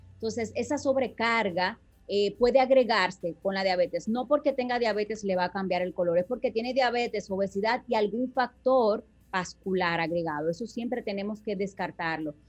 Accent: Dominican Republic; como buen dominicano

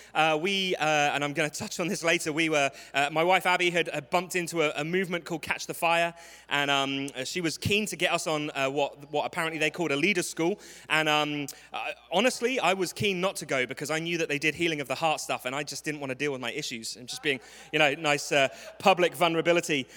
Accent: London, United Kingdom; accent: English; I am from London. This is not a speech impediment. This is an English accent.

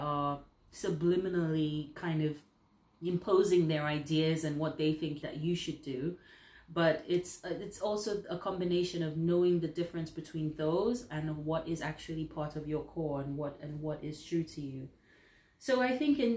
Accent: St. Lucia; now in United Kingdom; being somebody who is not from the UK, I'm from the Caribbean originally, St. Lucia

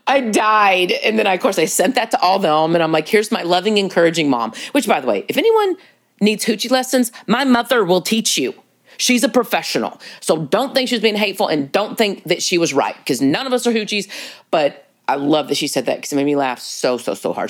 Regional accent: Texas, United States; being a Texan

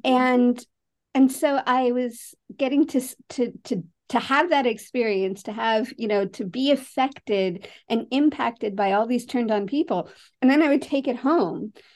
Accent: San Francisco, California, United States; I grew up in San Francisco

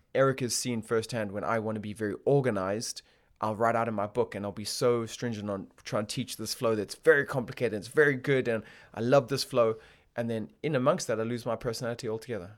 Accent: Botswana; now in United Kingdom; I grew up in Botswana

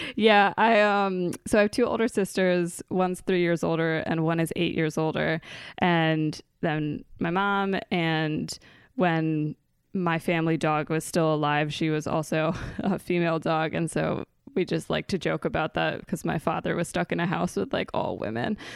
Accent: Maryland, United States; moved away; I am from Maryland. I grew up in a suburb in between Baltimore and Annapolis

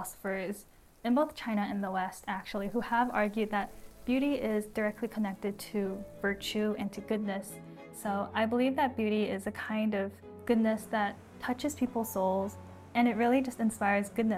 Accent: Vancouver, British Columbia, Canada; I was born and raised in Vancouver, Canada, which is a very multi-ethnic city

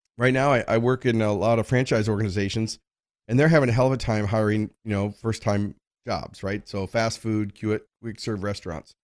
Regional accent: United States; I grew up in America, I'm a, a white male

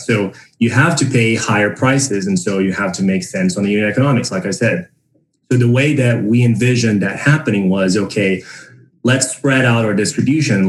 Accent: Brazil; moved away as an adult; also born or lived in San Francisco, United States; now in United States; I was born and raised in Brazil. And I moved to the United States in 2017

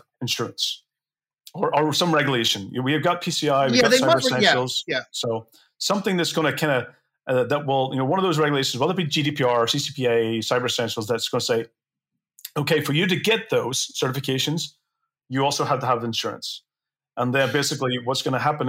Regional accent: Belfast, Northern Ireland, United Kingdom; I grew up in Belfast.

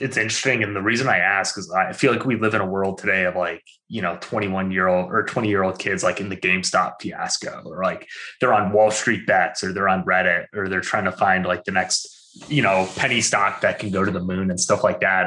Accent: Albany, New York, United States; I'm from Albany.

